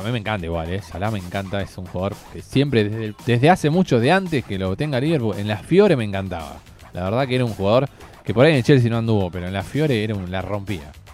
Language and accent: Spanish; Argentina; nosotros somos de Argentina